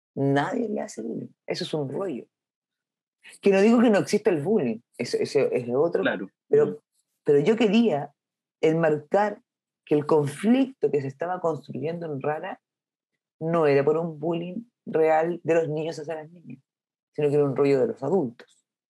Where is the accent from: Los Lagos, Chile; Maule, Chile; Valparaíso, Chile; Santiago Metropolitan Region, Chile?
Maule, Chile; Curicó; moved away; Yo soy de Curicó, de región, donde no había cine, hasta el día de hoy no hay